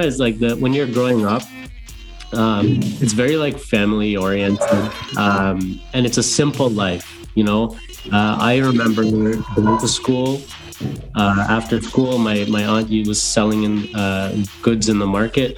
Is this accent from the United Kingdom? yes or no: no; Guyana; now in Canada; growing up in Guyana, it was a very simple life